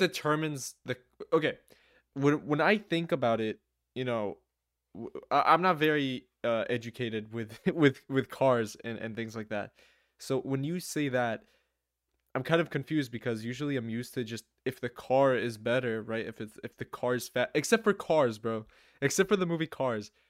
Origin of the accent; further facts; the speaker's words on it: New Jersey, United States; I am from the United States, from Jersey, to be more specific.